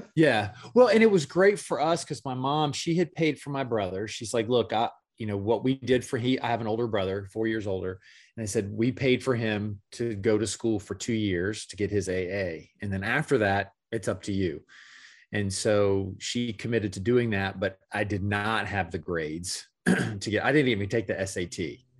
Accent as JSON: {"language": "English", "town": "Gainesville", "region": "Florida", "country": "United States", "tie": "born or raised there", "moved": "as an adult", "lives_now": "Orlando, United States", "said": "Gainesville, Florida was where I was born and raised and where I lived, uh, the majority of my life"}